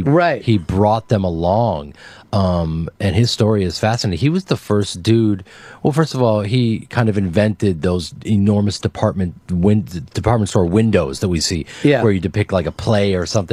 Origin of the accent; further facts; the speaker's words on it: United States; I'm an American